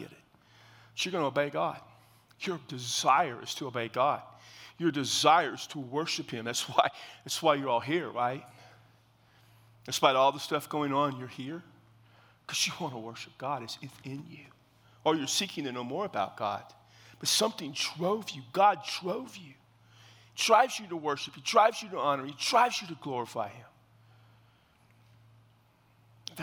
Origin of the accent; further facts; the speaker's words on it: South Texas, United States; I grew up in South Texas